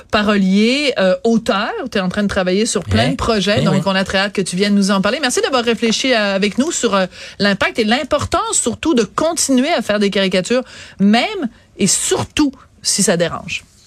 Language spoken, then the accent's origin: French; Quebec, Canada